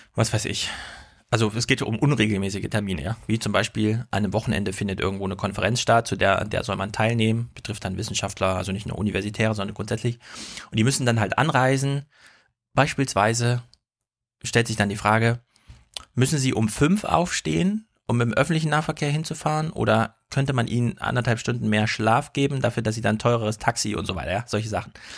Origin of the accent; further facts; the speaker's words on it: Jena, Thuringia, Germany; Jena, meine Heimatstadt